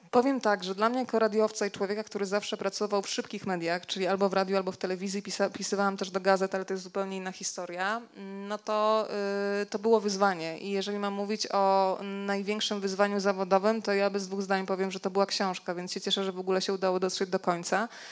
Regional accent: Rzeszów, Subcarpathian Voivodeship, Poland; moved away; also born or lived in Warsaw; pochodzimy w ogóle z Rzeszowa oboje

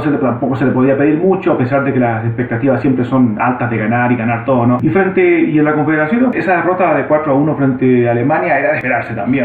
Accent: Chile; como chileno

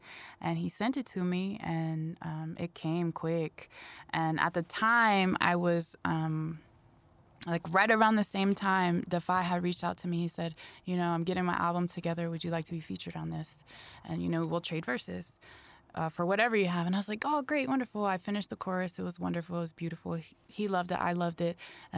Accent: Springfield, Ohio, United States; also born or lived in Dayton / Chicago; I live in southern New Mexico. I live in a small town, but originally I'm from the Midwest. I was a military baby, so I was all around, but mostly I spent time in Dayton, Springfield, Ohio, which is the birthplace of funk

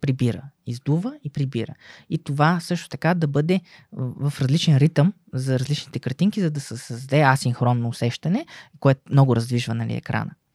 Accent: Bulgaria

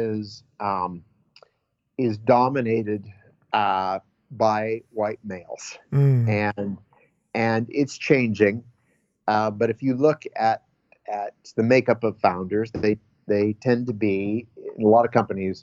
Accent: Nebraska, United States; now in Berkeley, United States; growing up in Nebraska in the 70s and early 80s was not necessarily easy

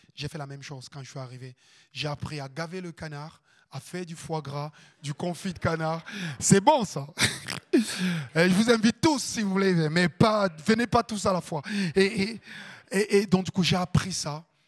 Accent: Cameroon; moved away as an adult; also born or lived in Landes, France; now in France; j'habite un ghetto en Afrique. Ma famille, elle est super pauvre.

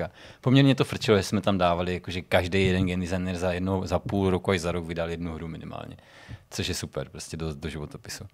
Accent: Czechia

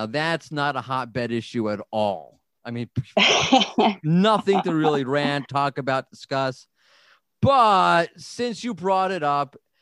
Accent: New York City, New York, United States; I'm from New York

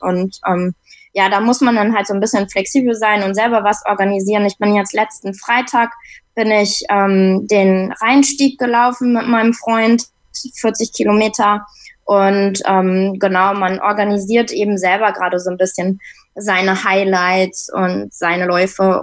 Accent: Hamburg, Germany; ich komme aus Hamburg

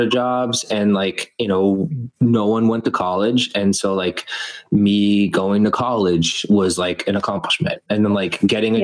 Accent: Boston, Massachusetts, United States; I'm from here

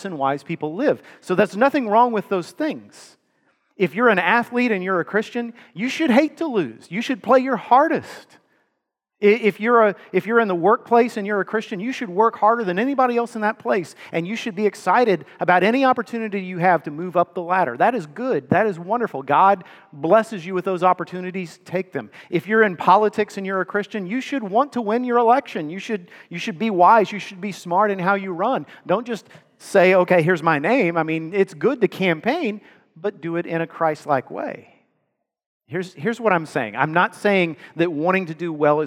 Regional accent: Texas, United States; I grew up in Texas

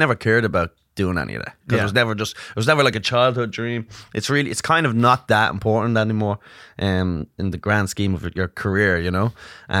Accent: Ireland; accent: Irish; now in New York, United States; I'm from Ireland originally, but I live in New York.

